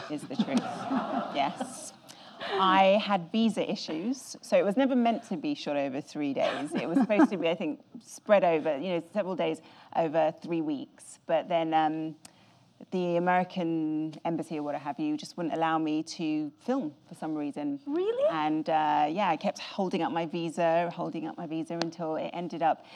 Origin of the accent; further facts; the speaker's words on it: England, United Kingdom; I'm very English